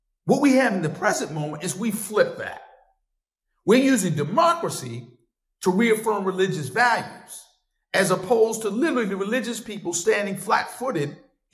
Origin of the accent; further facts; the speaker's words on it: South Carolina, United States; when I was a little boy growing up in South Carolina